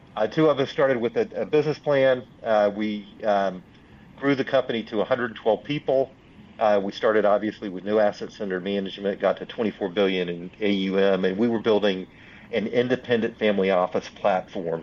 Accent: Union, South Carolina, United States; now in Kannapolis, United States; I grew up in a um, small Southern state called South Carolina, mm-hmm. uh, um, in Union, South Carolina

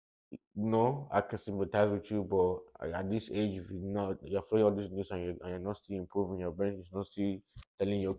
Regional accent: Nigeria; now in Los Angeles, United States; as a Nigerian man coming here

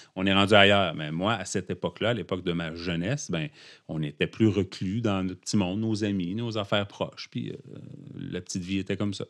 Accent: Abitibi, Quebec, Canada; moved away; je suis originaire de l'Abitibi

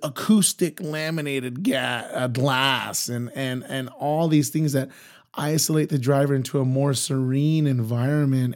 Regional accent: Imperial Valley, California, United States; I'm originally from the Imperial Valley, so it's about an hour east, or I should say, it's an hour west of Yuma, Arizona.

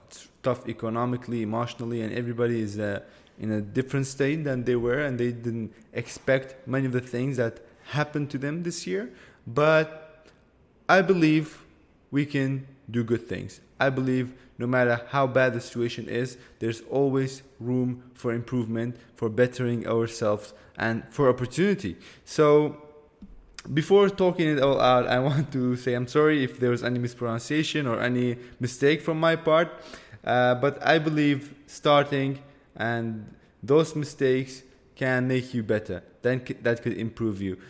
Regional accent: Erbil, Kurdistan Region, Iraq; I am from Erbil, that's a city in Kurdistan region of Iraq, in the country of Iraq

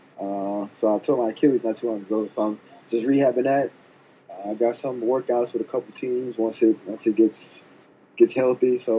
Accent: Sugar Land, Texas, United States; I'm from Sugar Land

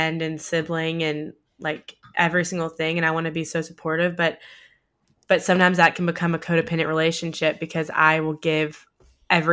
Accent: the South, United States; growing up in the South

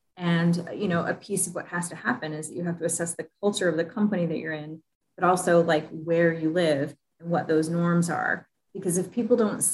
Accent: Midwest, United States; I'm a Midwesterner, you know, I'm very Midwestern

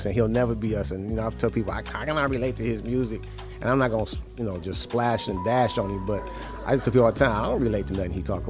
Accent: Detroit, Michigan, United States; I'm from Detroit.

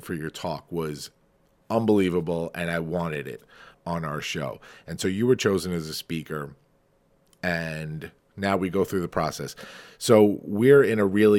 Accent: Farmingdale, New York, United States; Farmingdale, which is my hometown

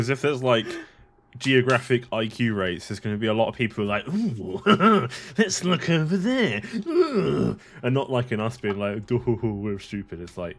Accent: England, United Kingdom; I say that as an Englishman

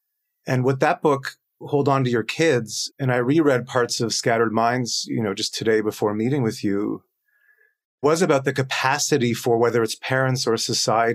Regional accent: Toronto, Ontario, Canada; moved away as an adult; now in Stockholm, Sweden; I live and work in Stockholm in Sweden. I'm from Toronto, but we moved here.

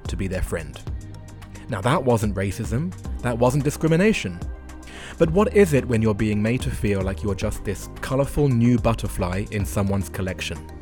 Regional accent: London, United Kingdom; moved away as an adult; also born or lived in Japan; white boy from northwest London

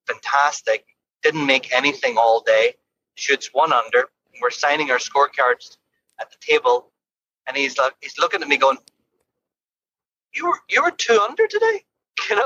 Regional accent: Ireland; now in London, Ontario, Canada; growing up in Ireland, I think we had to scramble a lot more

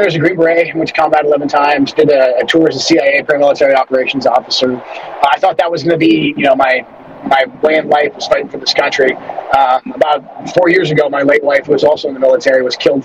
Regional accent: Washington, United States; my hometown back here

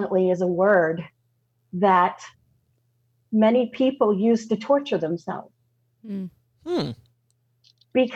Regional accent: Southern, United States; accent: Southern; My Southern accent goes away a little bit

